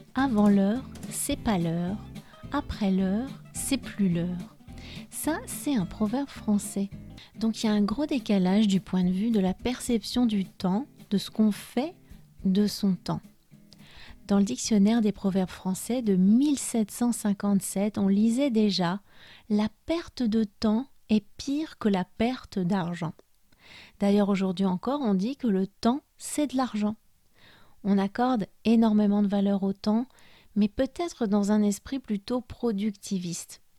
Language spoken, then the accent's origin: French; France; moved away as an adult; also born or lived in Spain; Même si je suis française et que j'ai grandi en France, j'ai passé presque 13 années de ma vie d'adulte là-bas